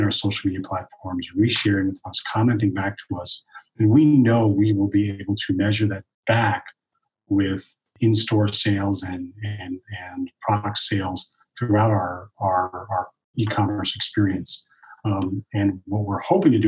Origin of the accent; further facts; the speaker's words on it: East Coast, United States; I'm from the East Coast